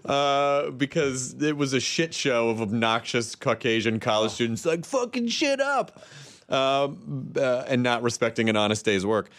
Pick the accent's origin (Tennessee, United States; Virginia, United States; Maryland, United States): Tennessee, United States; I'm from Tennessee